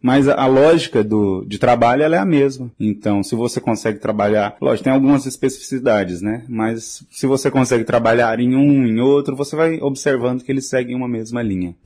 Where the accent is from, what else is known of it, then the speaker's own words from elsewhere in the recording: interior of Tocantins state, Brazil; moved away; eu que vim do interior do estado do Tocantins, de uma cidade de 4 mil habitantes